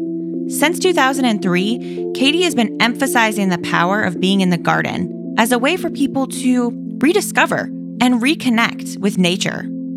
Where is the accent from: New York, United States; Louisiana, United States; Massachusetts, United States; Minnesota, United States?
Minnesota, United States; I'm from Minnesota, so I have like a little bit of love, just this Midwest.